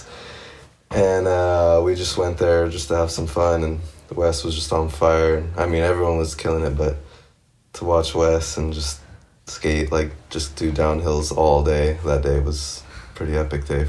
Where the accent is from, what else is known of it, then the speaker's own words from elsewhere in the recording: San Diego, California, United States; moved away as an adult; now in Barcelona, Spain; I grew up in San Diego